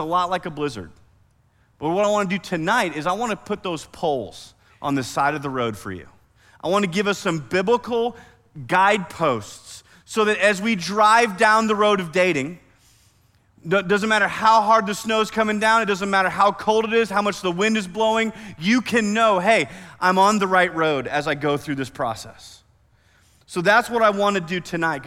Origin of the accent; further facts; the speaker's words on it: Iowa, United States; now in Oklahoma, United States; I grew up in Iowa